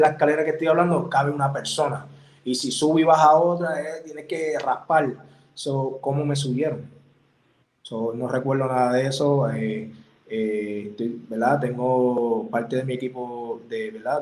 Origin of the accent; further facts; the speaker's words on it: Puerto Rico; soy de Puerto Rico y yo soy bien patriota